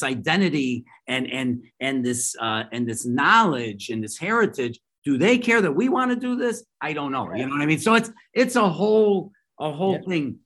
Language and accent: English; Chicago, Illinois, United States; I grew up in Chicago in an Italian American area